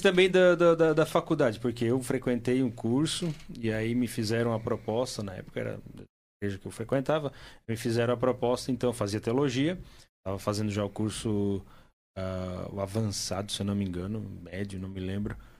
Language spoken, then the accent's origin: Portuguese; Timbó, Santa Catarina, Brazil; moved away; eu estava lá na minha cidade, lá em Timbó